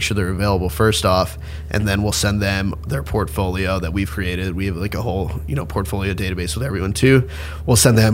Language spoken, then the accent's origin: English; Boca Raton, Florida, United States; I'm from Boca Raton, Florida.